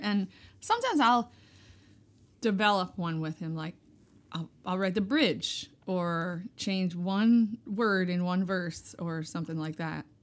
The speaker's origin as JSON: {"language": "English", "area": "Hudson Valley", "region": "New York", "country": "United States", "tie": "born or raised there", "said": "I grew up in the Hudson Valley of New York."}